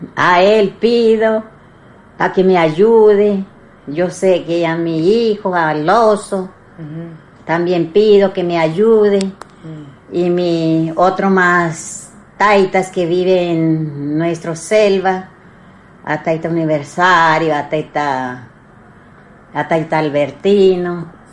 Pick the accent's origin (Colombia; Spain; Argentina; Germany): Colombia; Putumayo; yo soy abuela de Putumayo